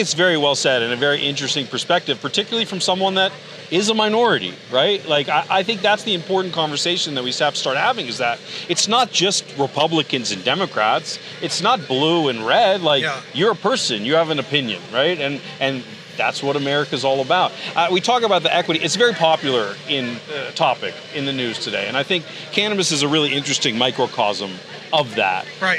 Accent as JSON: {"language": "English", "region": "California", "country": "United States", "said": "I'm from California"}